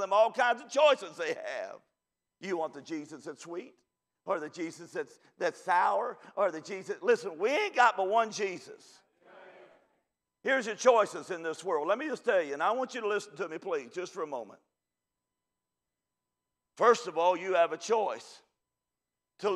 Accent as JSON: {"language": "English", "region": "Kentucky", "country": "United States", "said": "I'm from Kentucky, if you already couldn't tell"}